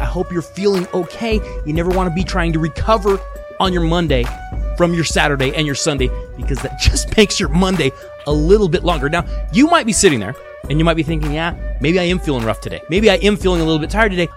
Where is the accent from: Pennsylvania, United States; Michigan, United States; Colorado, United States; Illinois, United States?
Colorado, United States; I am from Colorado. I am born, bred, raised in Colorado.